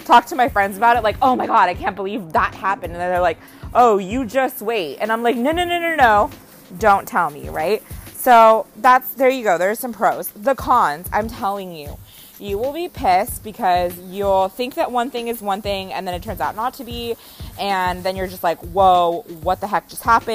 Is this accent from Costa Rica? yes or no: yes; Costa Rica; moved away; also born or lived in Bay Area, California; I am from Costa Rica